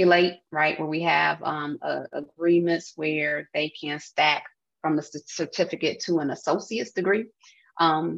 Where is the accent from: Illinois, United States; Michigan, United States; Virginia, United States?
Illinois, United States; Chicago; being a Chicagoan